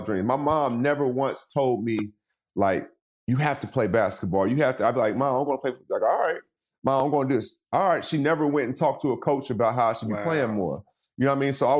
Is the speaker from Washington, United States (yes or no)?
yes; Seattle, Washington, United States; also born or lived in Los Angeles; I was born and raised in Seattle